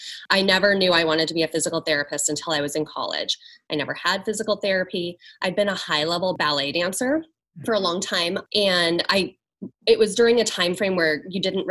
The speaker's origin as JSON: {"language": "English", "area": "near Seattle", "region": "Washington", "country": "United States", "tie": "born or raised there", "said": "In Washington. Okay. Near Seattle."}